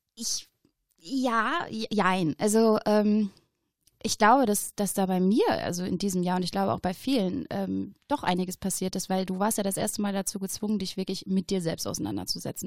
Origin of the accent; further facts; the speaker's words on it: Oberhausen, North Rhine-Westphalia, Germany; ich bin in Oberhausen geboren ja. worden, ja, vor 30 Jahren.